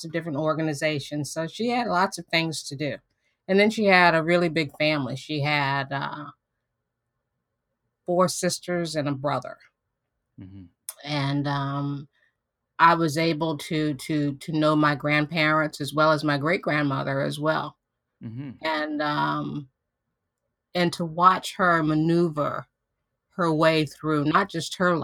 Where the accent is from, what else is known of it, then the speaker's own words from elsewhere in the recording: Hopewell, Virginia, United States; Hopewell, which is my hometown